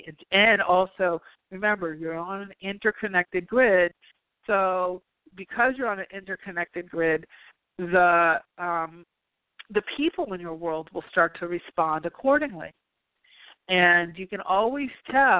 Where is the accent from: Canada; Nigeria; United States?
United States; New York; now in California, United States; being a New Yorker